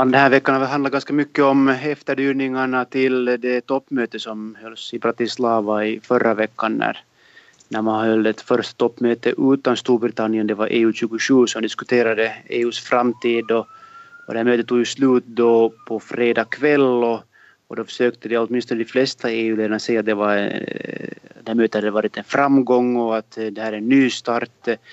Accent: Finland; moved away as an adult; now in Brussels, Belgium; som finlandssvensk

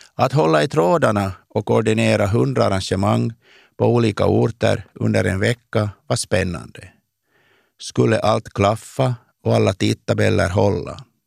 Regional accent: Kristinestad, Ostrobothnia, Finland; moved away as an adult; also born or lived in Vaasa, Finland / Oslo, Norway; now in Stockholm, Sweden; I gemenskapen i byn Påskmark, där jag växte upp

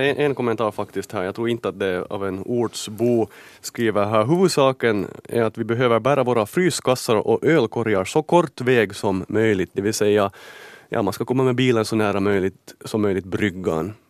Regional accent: Karis, Uusimaa, Finland; jag är då född och uppvuxen i, i Karis

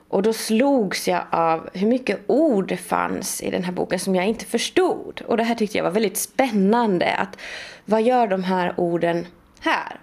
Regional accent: Sweden; first language Swedish; moved away; jag kommer från Sverige och jag har läst litteraturhistoria i Sverige

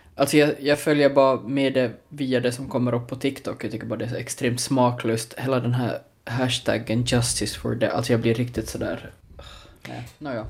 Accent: Larsmo, Ostrobothnia, Finland; Larsmo, eh, där jag är ifrån

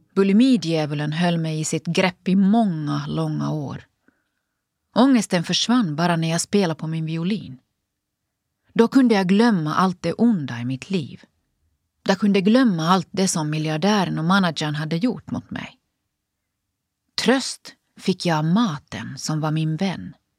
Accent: Finland; moved away as an adult; also born or lived in United States; jag både studerar och jobbar på heltid hemma i Finland.

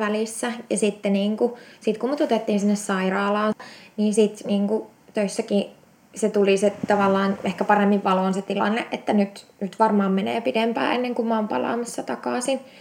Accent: Eastern Finland, Finland; now in Espoo, Finland; Mä oon siis Itä-Suomesta kotoisin ja tota, se oli 2008, kun mä muutin, muutin pääkaupunkiseudulle

